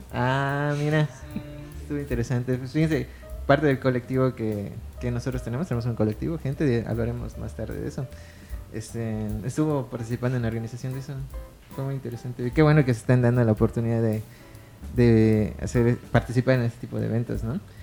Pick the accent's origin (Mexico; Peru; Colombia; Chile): Mexico; Mérida, Yucatán; also born or lived in Muna; nací aquí